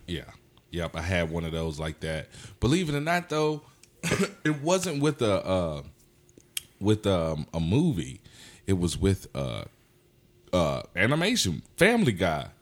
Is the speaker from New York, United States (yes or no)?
no; Anson County, North Carolina, United States; now in Charlotte, United States; I grew up in Anson County.